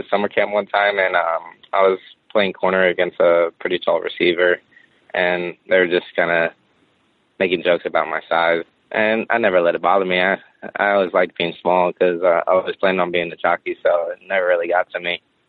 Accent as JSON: {"language": "English", "region": "Florida", "country": "United States", "tie": "born or raised there", "said": "You know, growing up in Florida, I was a big fan of the Miami Dolphins."}